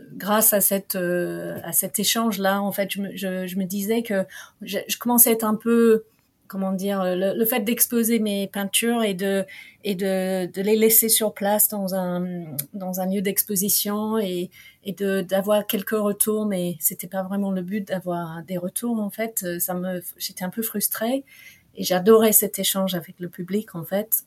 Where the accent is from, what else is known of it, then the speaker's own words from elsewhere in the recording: England, United Kingdom; French is a second language; now in France; je suis anglaise